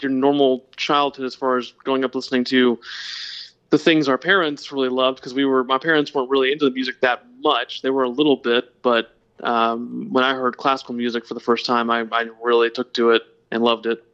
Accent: Lawrenceville, Georgia, United States; Oh, I grew up in a very small town called Lawrenceville, Georgia.

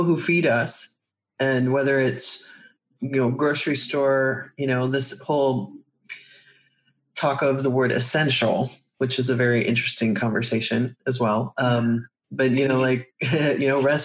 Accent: Midwest, United States; I grew up in the Midwest

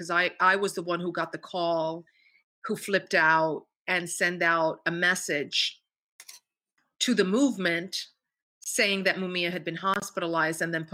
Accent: New York, United States; I grew up in New York.

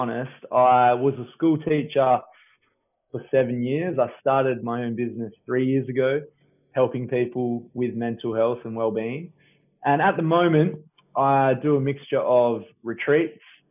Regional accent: Bindoon, Western Australia, Australia; now in Yallingup, Australia; I grew up in Bindoon, Western Australia, a tiny little country town about an hour and a half northeast of Perth

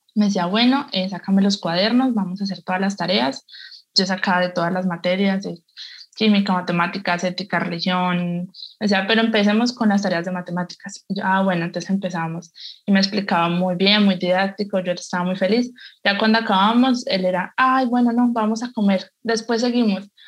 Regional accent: Cali, Valle del Cauca, Colombia; soy caleña

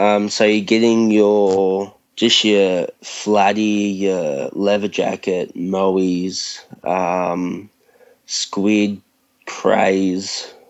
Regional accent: Bulli, New South Wales, Australia; I'm from New South Wales, along the south coast.

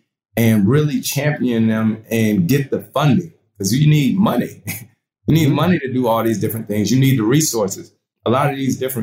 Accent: Winston-Salem, North Carolina, United States; I grew up in Winston-Salem, North Carolina

